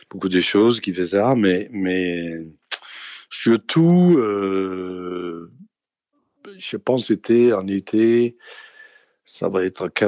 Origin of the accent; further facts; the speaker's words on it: Denmark; Parce que je suis venu du Danemark et j'ai jamais, j'ai jamais vu ça.